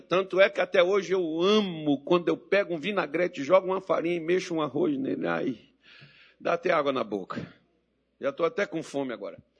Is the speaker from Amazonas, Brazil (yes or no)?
no; Minas Gerais, Brazil; accent: mineirês; Eu prefiro meu mineirês e o meu português feio pra caramba